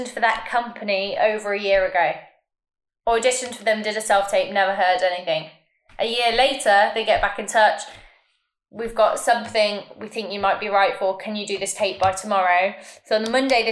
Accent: United Kingdom; we as British

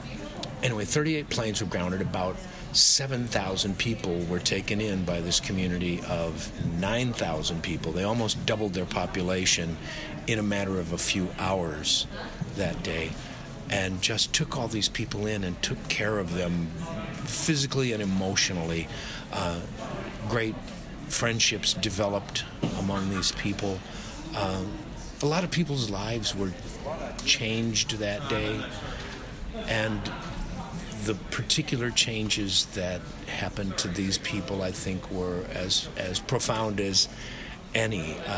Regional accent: Chicago, Illinois, United States; also born or lived in New York / Los Angeles; now in Australia; I'm from Chicago mostly, but New York partly, and Los Angeles, depending on which decade you pick. But I always think of myself as a Chicagoan.

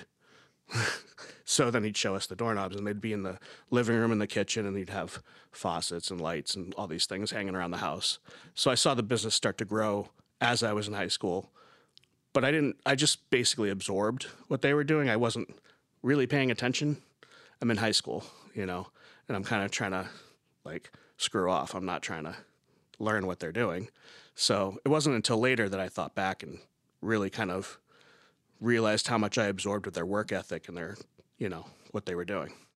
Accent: South Coast, Massachusetts, United States; also born or lived in Beverly, Massachusetts; I'm originally from South Coast, Massachusetts

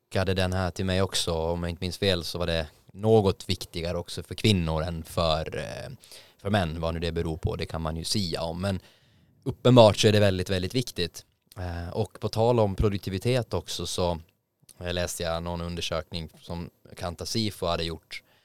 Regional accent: Åland Islands; now in Stockholm, Sweden; Jag var hemma på Åland

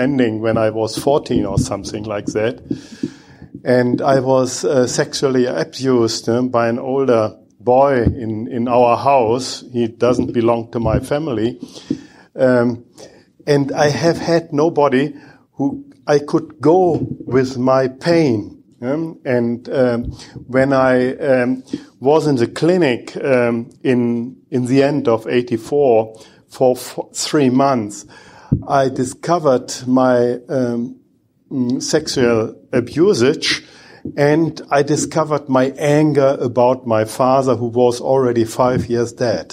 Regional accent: Bochum, North Rhine-Westphalia, Germany; English is a second language; I'm coming from Bochum in Germany

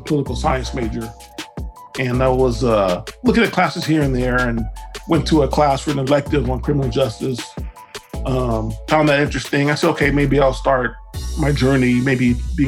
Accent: Compton, California, United States; grew up in Compton

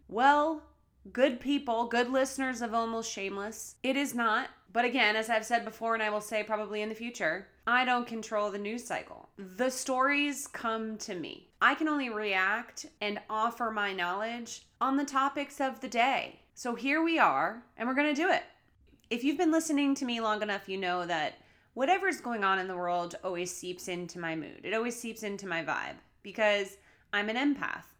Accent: Massachusetts, United States; now in California, United States; my home state of Massachusetts

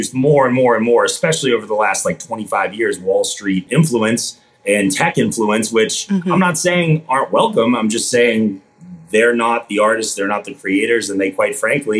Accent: Boston, Massachusetts, United States; I grew up in Boston, Massachusetts

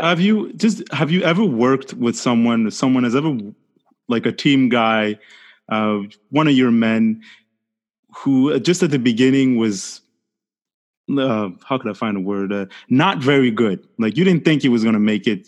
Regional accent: Montreal, Quebec, Canada; English is a second language; I'm from Montreal, Quebec, and Quebec right. is a French speaking province

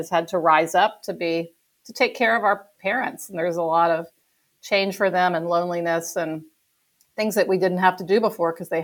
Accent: Houston, Texas, United States; we also spent a lot of holidays together growing up in Houston

